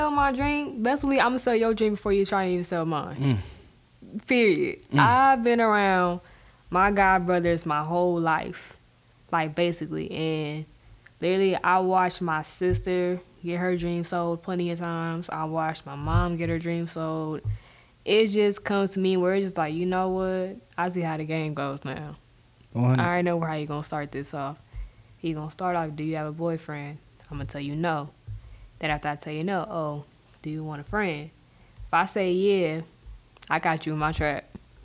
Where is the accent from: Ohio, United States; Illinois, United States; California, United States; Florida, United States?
California, United States; Inglewood; I'm from Inglewood, California